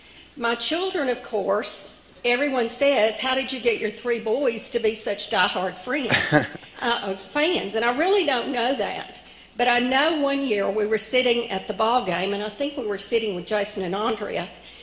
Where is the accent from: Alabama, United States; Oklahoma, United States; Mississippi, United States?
Mississippi, United States; New Albany; now in Georgia, United States; Well, when I grew up in New Albany, I was only about 30 miles from Oxford